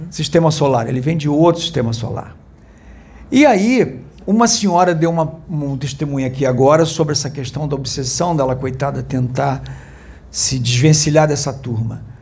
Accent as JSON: {"language": "Portuguese", "region": "Rio de Janeiro", "country": "Brazil", "said": "eu sou ex-jornalista atual músico. É de qual estado? Sou aqui do Rio de Janeiro, moro no bairro de Copacabana."}